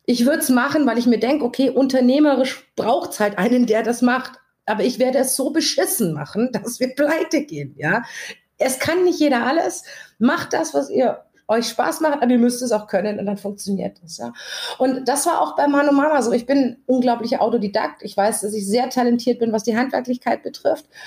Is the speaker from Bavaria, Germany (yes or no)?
yes; Augsburg, Bavaria, Germany; Augsburg, die, die Basis wurde, hängt natürlich zusammen, dass ich in Augsburg 40 Jahre gewohnt habe. Also ich komme aus Augsburg. Also Augsburg ist meine Hut, ist auch mein